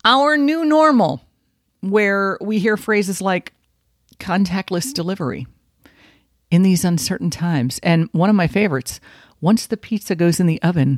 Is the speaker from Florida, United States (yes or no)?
yes; Miami Gardens, Florida, United States; Native South Floridian. Born in Miami specifically. Born and raised in Carroll City